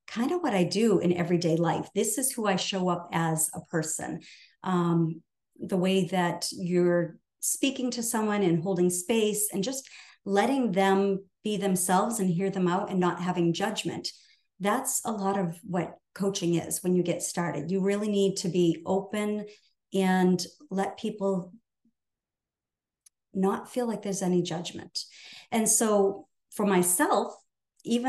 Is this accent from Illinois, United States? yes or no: no; New Hampshire, United States; I'm from New Hampshire